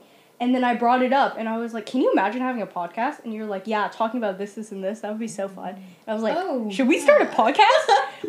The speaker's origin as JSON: {"language": "English", "region": "California", "country": "United States", "said": "We're from SoCal."}